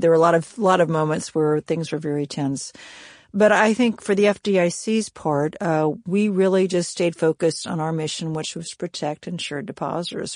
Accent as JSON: {"language": "English", "region": "Kansas", "country": "United States", "moved": "yes", "said": "I'm from Kansas originally"}